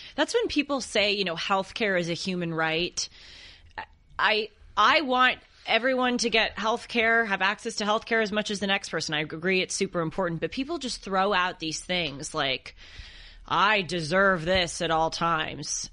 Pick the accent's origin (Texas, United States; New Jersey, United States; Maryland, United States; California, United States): California, United States; Los Angeles; I grew up here in Los Angeles and my parents lived close to the water.